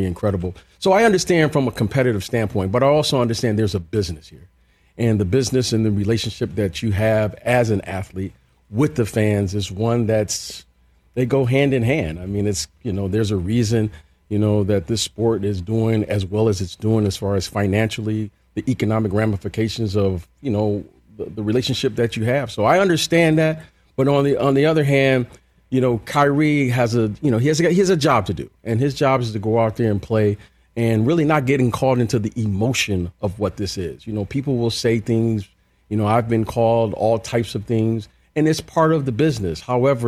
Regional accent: Detroit, Michigan, United States; I grew up in Detroit

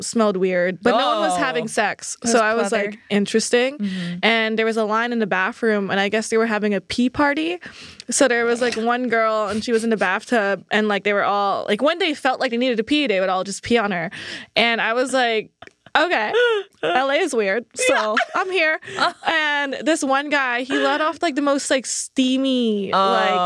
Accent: Philippines; I'm from the Philippines

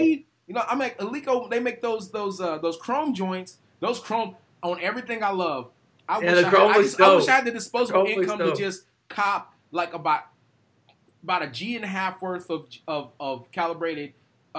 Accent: United States; I'm just being a snobby American

